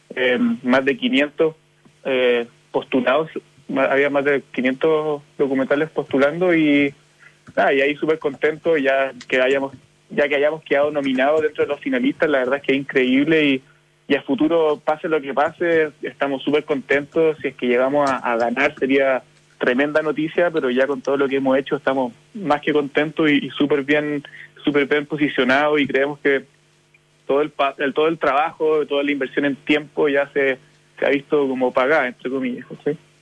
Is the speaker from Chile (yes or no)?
yes; Chile; como chilenos